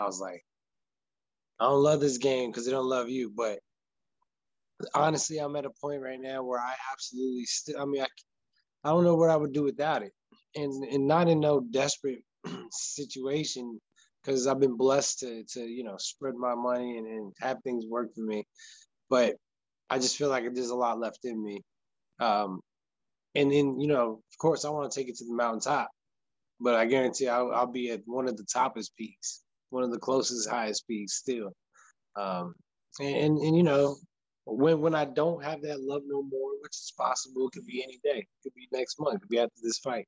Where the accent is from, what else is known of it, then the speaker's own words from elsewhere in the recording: New Mexico, United States; I'm a brother from New Mexico